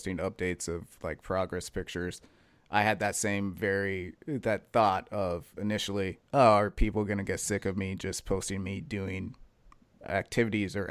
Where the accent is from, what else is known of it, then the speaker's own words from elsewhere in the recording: Western Massachusetts, United States; I'm from Western Mass.